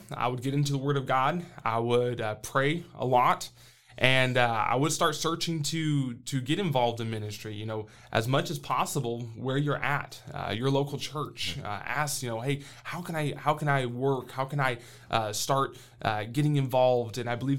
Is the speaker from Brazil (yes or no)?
yes; Brazil; I grew up way down south. I mean, way down in Brazil. I grew up in Brazil as a missionary kid, and I wouldn't trade it for anything.